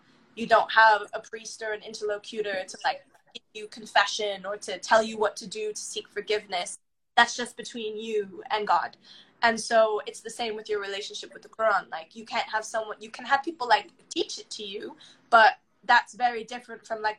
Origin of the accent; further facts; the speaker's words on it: United Kingdom; Like, for example, nationality-wise, you hear it in my accent. I'm both British.